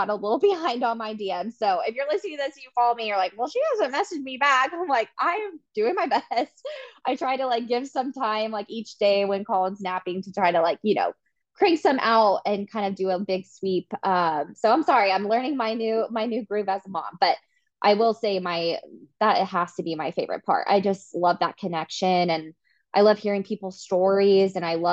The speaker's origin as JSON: {"language": "English", "town": "Wichita", "region": "Kansas", "country": "United States", "tie": "born or raised there", "also_born_or_lived": "Manhattan, Kansas", "moved": "as an adult", "lives_now": "Kansas City, United States", "said": "I grew up in Wichita"}